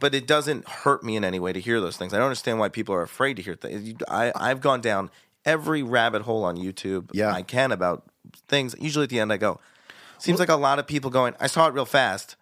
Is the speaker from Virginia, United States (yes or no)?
yes; Virginia, United States; I'm a Jew from Virginia